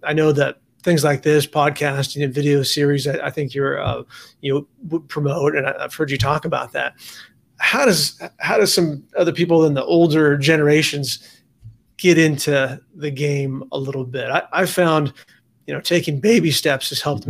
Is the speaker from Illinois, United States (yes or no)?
no; San Diego, California, United States; also born or lived in Charlotte, North Carolina; I'm from San Diego